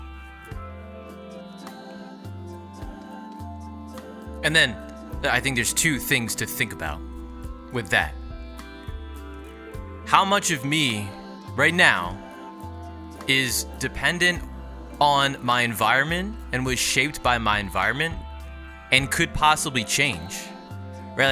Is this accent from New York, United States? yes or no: no; New Jersey, United States; I was born in New Jersey in 1993.